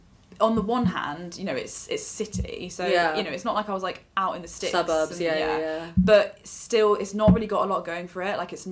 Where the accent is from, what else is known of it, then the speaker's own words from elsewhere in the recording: Leicester, East Midlands, United Kingdom; for me, what it was like growing up in Leicester